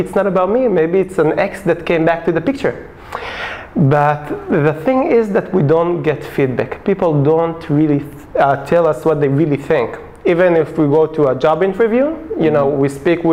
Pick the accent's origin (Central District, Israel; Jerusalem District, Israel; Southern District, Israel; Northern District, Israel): Central District, Israel; Hashmonaim; Originally I'm from Hashmonaim. It's a small settlement near Modi'in.